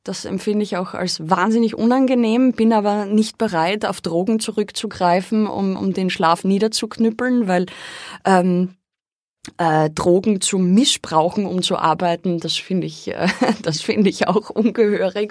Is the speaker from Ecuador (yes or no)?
no; Austria; Ich bin dort aufgewachsen am Dorf